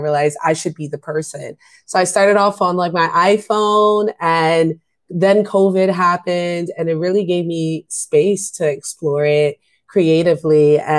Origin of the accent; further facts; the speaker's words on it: New York City, New York, United States; I grew up in New York City.